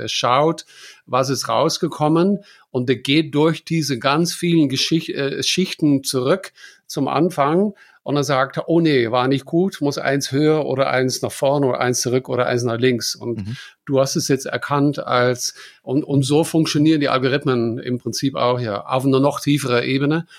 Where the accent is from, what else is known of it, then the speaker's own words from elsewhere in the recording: Germany; bei uns in Deutschland